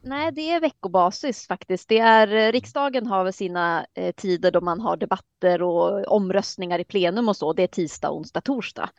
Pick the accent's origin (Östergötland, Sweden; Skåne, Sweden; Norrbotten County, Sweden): Norrbotten County, Sweden; Luleå; moved away as an adult; also born or lived in Södertälje; now in Härnösand, Sweden; Jag är uppväxt i Luleå